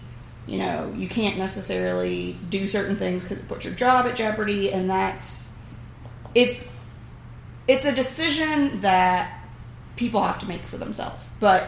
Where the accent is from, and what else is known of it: the South, United States